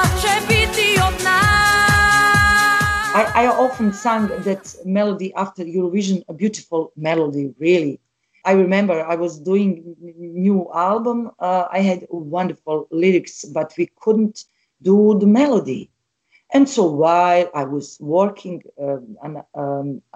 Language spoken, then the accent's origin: English; Bosnia & Herzegovina; I'm from Bosnia and I'm a strong woman